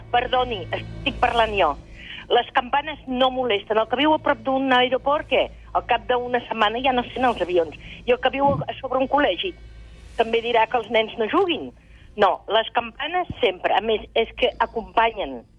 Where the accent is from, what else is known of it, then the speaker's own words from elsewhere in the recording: Girona, Catalonia, Spain; Soc de Girona de tota la vida.